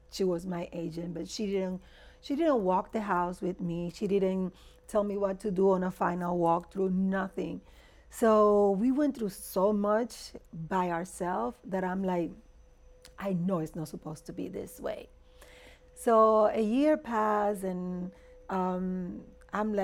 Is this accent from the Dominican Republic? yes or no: yes; Dominican Republic; English is a second language; moved away; also born or lived in Miami / Houston; I was born in Dominican Republic.